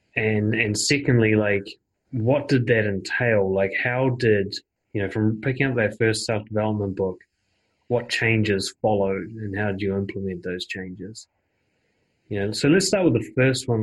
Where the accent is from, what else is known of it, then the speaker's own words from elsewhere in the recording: New Zealand; my home country of New Zealand